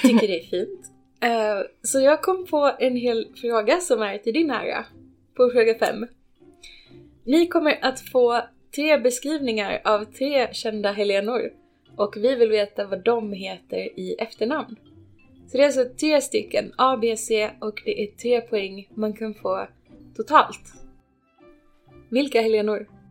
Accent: Ronneby, Blekinge, Sweden; moved away; jag kommer från Ronneby

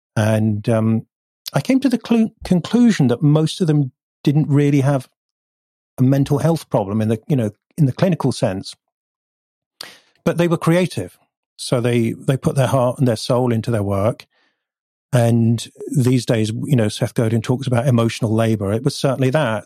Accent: North Devon, South West England, United Kingdom; born or raised there; also born or lived in Bath; now in Bristol, United Kingdom

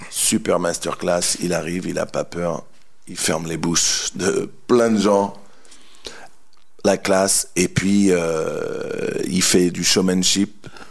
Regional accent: France; on est français

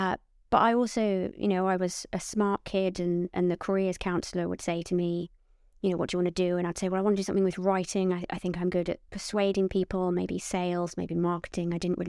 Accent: Portsmouth, South East England, United Kingdom; I'm from Portsmouth, but you won't hear it in my voice because my parents really, really wanted me to hide

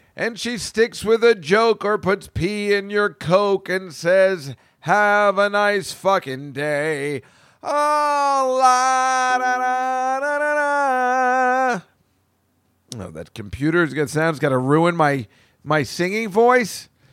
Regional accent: central New Jersey, United States; now in New York, United States; I'm from New Jersey. Is it in central Jersey? That's where I'm from

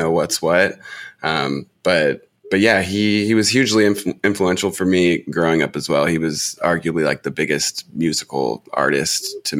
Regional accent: Portland, Oregon, United States; I grew up in Portland, Oregon, and it was very inescapable there, too.

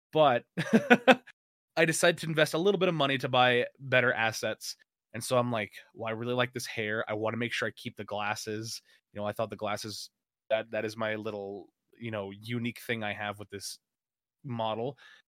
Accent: Las Vegas, Nevada, United States; also born or lived in California; I call Las Vegas my hometown. You know, the city of sin. it's actually a really nice city to live in.

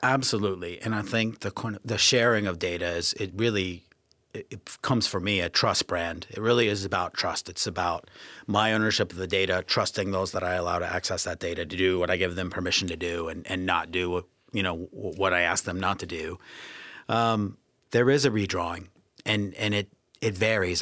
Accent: United States; moved away as an adult; also born or lived in Canada / New Zealand / New York / Hong Kong; now in United Kingdom; being American

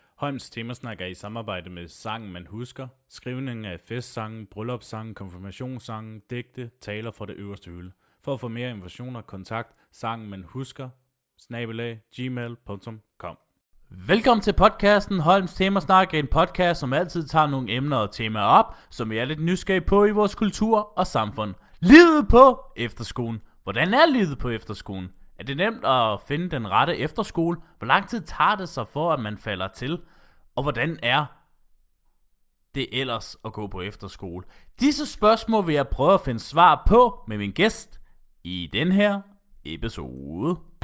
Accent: Slagelse, Zealand, Denmark; jeg var fra Slagelse

